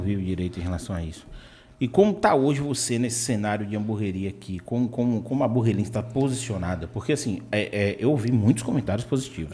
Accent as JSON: {"language": "Portuguese", "town": "Vitória da Conquista", "region": "Bahia", "country": "Brazil", "tie": "born or raised there", "also_born_or_lived": "Salvador", "moved": "as an adult", "said": "eu sou nascido e criado em Vitória da Conquista"}